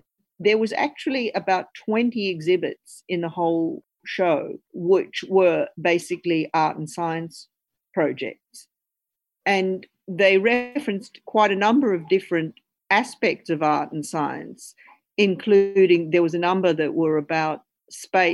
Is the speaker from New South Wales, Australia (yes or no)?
no; Brisbane, Queensland, Australia; Chrissy and I grew up in Brisbane